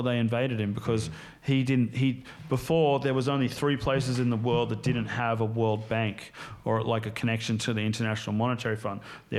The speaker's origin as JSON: {"language": "English", "country": "United States", "tie": "born or raised there", "said": "I grew up in the States, spent"}